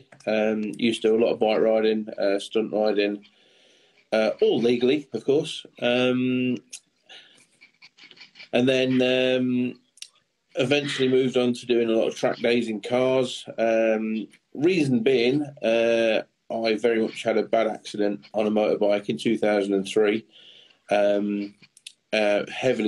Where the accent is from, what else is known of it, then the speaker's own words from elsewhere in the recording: Boston, East Midlands, United Kingdom; moved away as an adult; also born or lived in Stoke-on-Trent / Surrey; We moved over to Boston in Lincolnshire